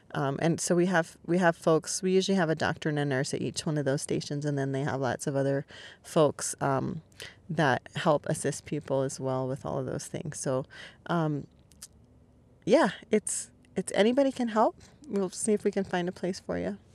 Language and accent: English; California, United States; moved away as an adult; also born or lived in New York City; now in Maui, United States; I was born and raised in California and lived in New York City for eleven years